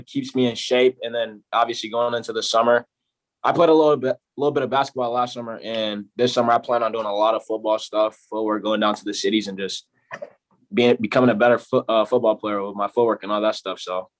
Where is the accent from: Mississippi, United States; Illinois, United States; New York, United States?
Illinois, United States; Chicago; born there; I was born in Chicago. I moved from Chicago. We were moving around.